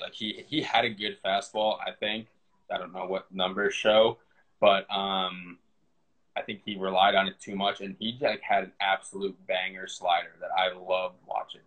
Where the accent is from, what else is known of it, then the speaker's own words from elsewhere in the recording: Westchester County, New York, United States; I'm from New York, but I came out to California with my brother.